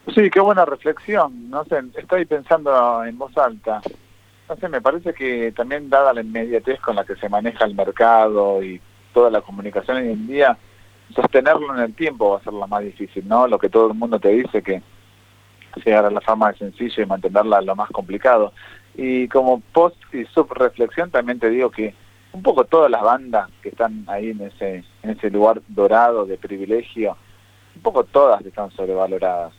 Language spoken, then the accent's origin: Spanish; Argentina; somos argentinos